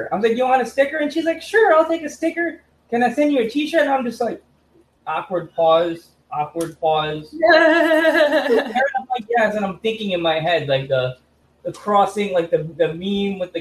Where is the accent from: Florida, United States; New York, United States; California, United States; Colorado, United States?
New York, United States; I'm a New Yorker